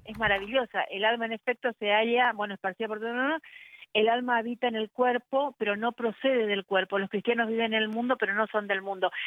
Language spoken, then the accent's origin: Spanish; Argentina; en mi país